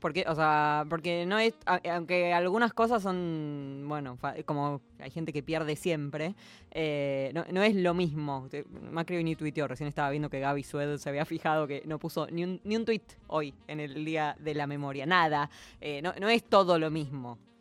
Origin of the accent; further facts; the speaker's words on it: Argentina; somos argentinos